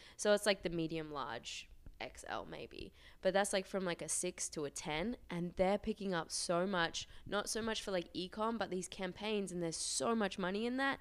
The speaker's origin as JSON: {"language": "English", "country": "Australia", "also_born_or_lived": "Auckland, New Zealand", "moved": "as an adult", "said": "I'm from Australia, but I was living in New Zealand, um, Auckland."}